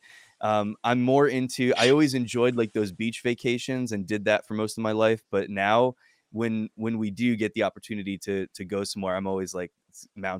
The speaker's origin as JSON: {"language": "English", "region": "New Jersey", "country": "United States", "tie": "born or raised there", "also_born_or_lived": "New York / Mexico", "moved": "as an adult", "lives_now": "Alabama, United States", "said": "I'm originally from New Jersey and spent most of my time in New Jersey and New York"}